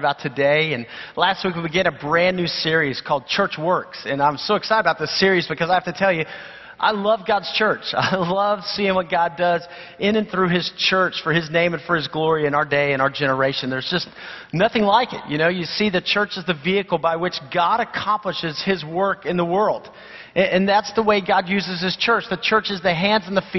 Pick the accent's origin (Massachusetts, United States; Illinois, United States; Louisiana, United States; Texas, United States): Texas, United States; San Antonio; I grew up in San Antonio, Texas